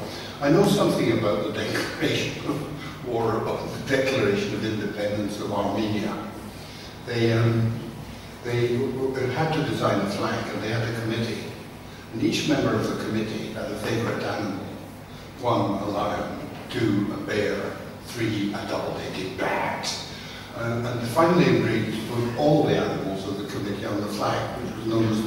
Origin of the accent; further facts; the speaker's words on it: Scotland, United Kingdom; as a Scotsman